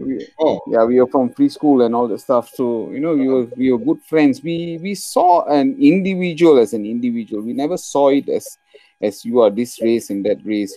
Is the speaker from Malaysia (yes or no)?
yes; Penang, Malaysia; we are from Penang